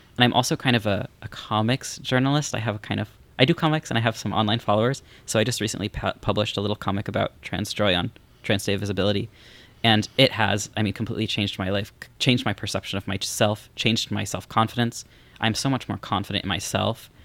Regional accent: Missouri, United States; moved away as an adult; I'm from Missouri

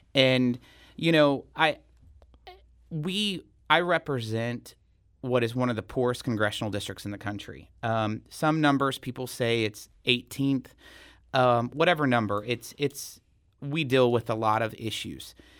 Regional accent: Salem, Missouri, United States; also born or lived in Columbia, Missouri; Salem is my hometown. Went to school there from kindergarten through twelfth grade

